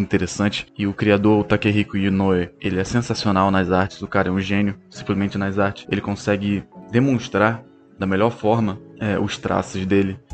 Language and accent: Portuguese; Rio de Janeiro, Brazil; eu cresci em Bangu, no Rio de Janeiro